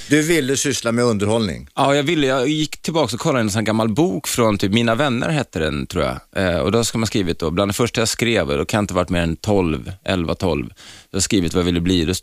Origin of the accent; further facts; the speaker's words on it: Stockholm, Stockholm County, Sweden; born there; Från Ringvägen. Ja, Södersjukhuset.